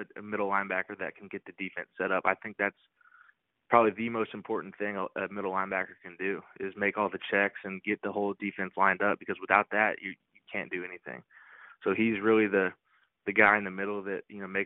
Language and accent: English; Dallas, Texas, United States; now in Chapel Hill, United States; I grew up in Dallas, and I was the biggest Texas Longhorns fan growing up